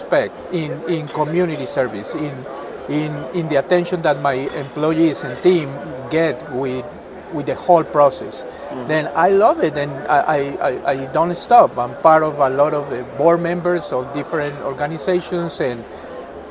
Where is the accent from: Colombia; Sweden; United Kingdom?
Colombia; English is a second language; moved away as an adult; also born or lived in Gainesville, Florida, United States; now in United States; I'm originally from Colombia. I came here in 1999.